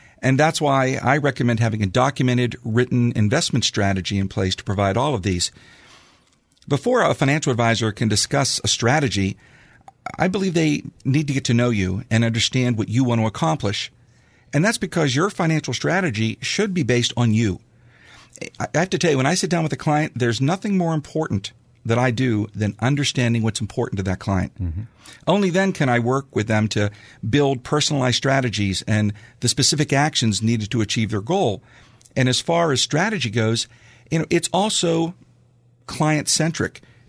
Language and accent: English; Franklin Park, Pennsylvania, United States; Well, you know, I'm local. I grew up here in Franklin Park, and my wife and I have a home now in Sarver